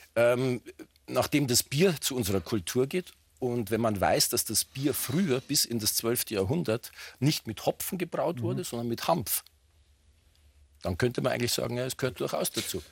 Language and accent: German; Chiemgau, Bavaria, Germany; Ich komme aus dem Chiemgau